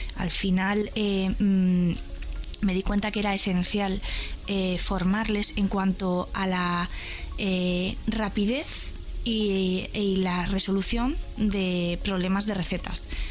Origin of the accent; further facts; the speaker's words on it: Madrid, Community of Madrid, Spain; Soy madrileña